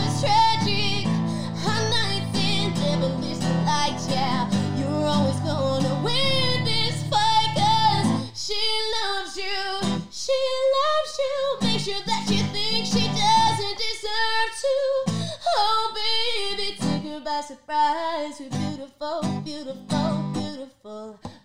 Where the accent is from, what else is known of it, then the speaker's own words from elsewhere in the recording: Austinville, Queensland, Australia; moved away; I'm originally from this tiny little country town like called Austinville